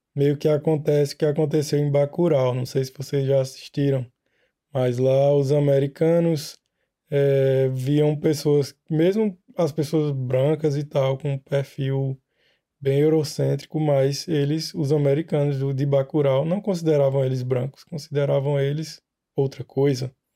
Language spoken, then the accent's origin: Portuguese; Emas, Paraíba, Brazil; moved away as an adult; now in Bièvres, France; sou paraibano de Emas, interior da Paraíba, e atualmente eu moro aqui em Bievra